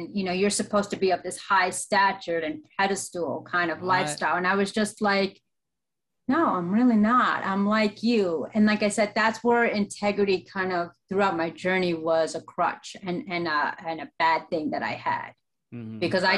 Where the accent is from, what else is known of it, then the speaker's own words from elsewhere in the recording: United States; also born or lived in Colombia; I was born and raised in America.